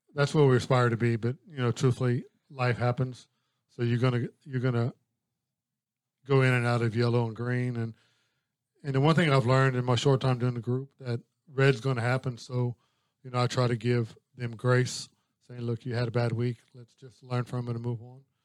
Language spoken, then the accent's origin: English; Louisiana, United States; I'm from Louisiana